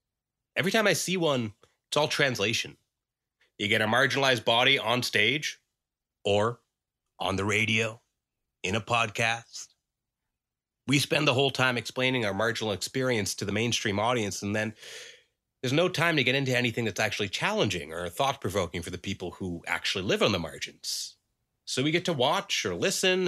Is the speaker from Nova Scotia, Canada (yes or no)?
yes; Dartmouth, Nova Scotia, Canada; when I was growing up in Dartmouth